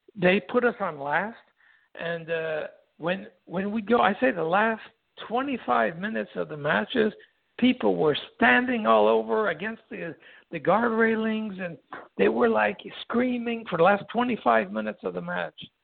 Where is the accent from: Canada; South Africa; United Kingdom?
Canada; Quebec; English is a second language; everybody knew that we came from Quebec. We spoke French and all